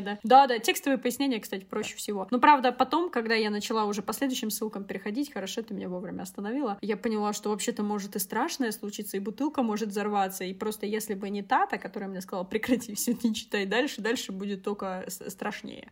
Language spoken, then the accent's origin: Russian; Siberia, Russia; now in Moscow, Russia; я выросла в Сибири